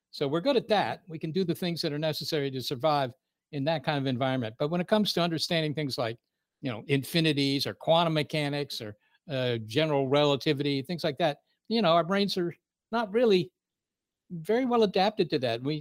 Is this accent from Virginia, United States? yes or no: yes; Virginia, United States; Looking back on it now, I realize that Arlington is actually a kind of a very uh, unusual place